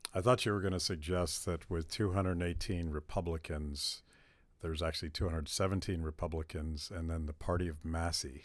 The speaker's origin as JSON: {"language": "English", "town": "Pittsburgh", "region": "Pennsylvania", "country": "United States", "said": "And I'm from Pennsylvania, and I I know how that plays, particularly in Pittsburgh, where, where I'm from."}